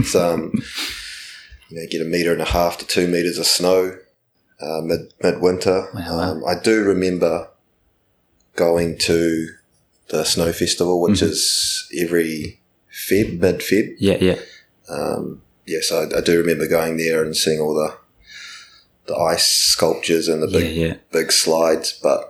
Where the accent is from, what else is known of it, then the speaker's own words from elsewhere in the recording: Christchurch, Canterbury, New Zealand; first language Japanese; English is a second language; also born or lived in Japan; So, we got to Christchurch. I was 5 years old